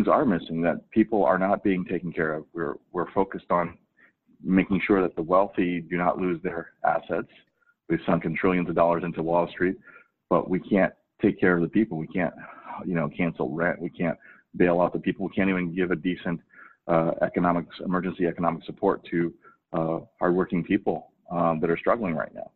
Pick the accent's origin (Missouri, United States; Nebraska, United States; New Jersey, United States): Missouri, United States; St. Louis; also born or lived in Korea / East Coast; now in Oregon, United States; I was born in Korea. I grew up in working class St. Louis, actually right next door to Ferguson in a little enclave called Moline Acres